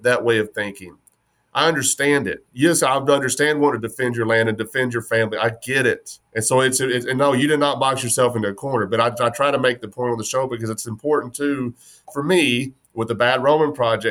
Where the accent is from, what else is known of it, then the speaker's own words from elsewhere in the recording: West Texas, United States; born and raised in West Texas